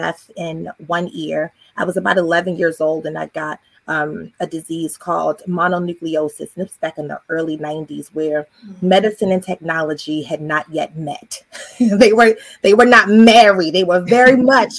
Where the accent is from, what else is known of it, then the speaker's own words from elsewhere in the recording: Baltimore, Maryland, United States; moved away as an adult; now in Virginia Beach, United States; I'm originally from Baltimore, Maryland. I've been here in Virginia